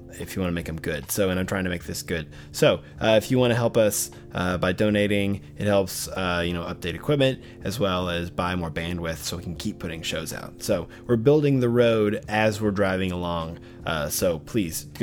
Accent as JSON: {"language": "English", "town": "Arkadelphia", "region": "Arkansas", "country": "United States", "tie": "born or raised there", "moved": "yes", "said": "my hometown of Arkadelphia, Arkansas"}